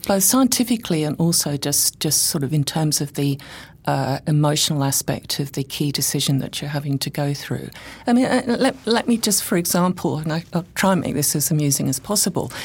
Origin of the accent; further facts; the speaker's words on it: England, United Kingdom; moved away as an adult; now in Brisbane, Australia; I come originally from England.